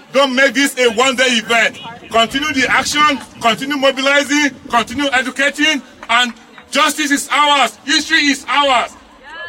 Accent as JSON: {"language": "English", "country": "Nigeria", "moved": "as an adult", "lives_now": "United States", "said": "I'm an immigrant from Nigeria"}